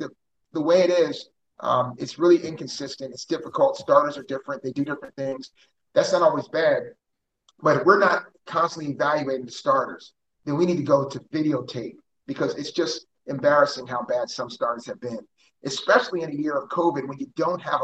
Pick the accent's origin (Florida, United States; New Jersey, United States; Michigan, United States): New Jersey, United States; moved away as an adult; now in Houston, United States; I grew up in South Jersey, so I'm a Philly and Houston fan. I mean, I grew up there in my parents' house, and I became an adult here in my own house.